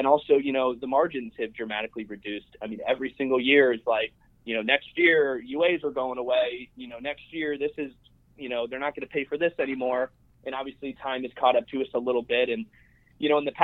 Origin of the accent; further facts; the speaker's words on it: South Florida, United States; I'm born and raised in South Florida, currently live in historic district in downtown West Palm Beach